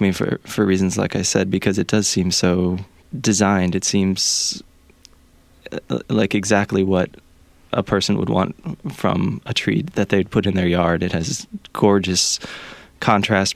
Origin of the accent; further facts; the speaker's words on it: Pennsylvania, United States; moved away; I grew up in Pennsylvania